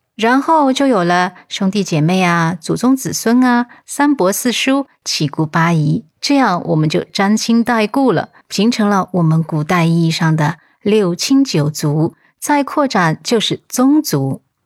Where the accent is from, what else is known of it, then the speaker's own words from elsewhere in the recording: China; 我们中国人